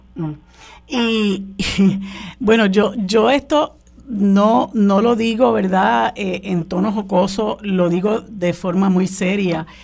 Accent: Puerto Rico; nosotros somos ciudadanos

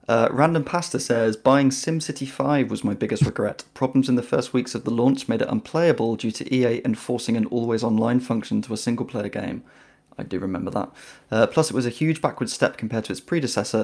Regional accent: United Kingdom; I'm British

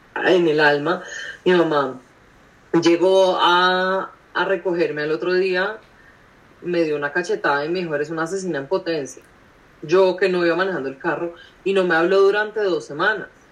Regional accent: Colombia; soy colombiana, soy millennial

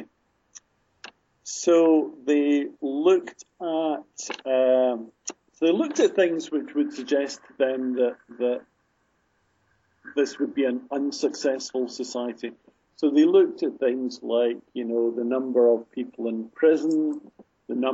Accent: Glasgow, Scotland, United Kingdom; my hometown of Glasgow

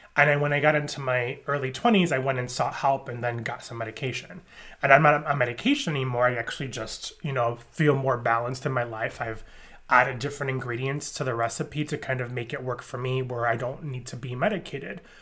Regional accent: New York, United States; I grew up in New York

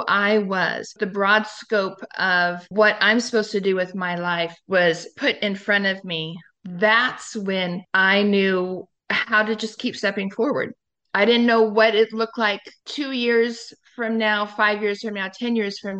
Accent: Sedro-Woolley, Washington, United States; I was raised in Cedar Woolley. My dad raised me by himself until I was 3 years old.

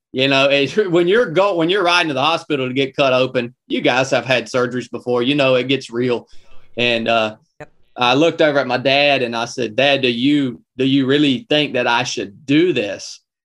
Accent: North Georgia, United States; I was born and raised in North Georgia

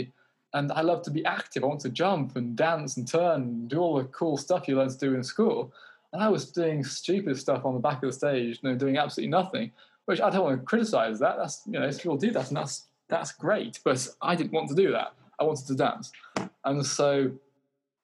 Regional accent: United Kingdom; I'm British

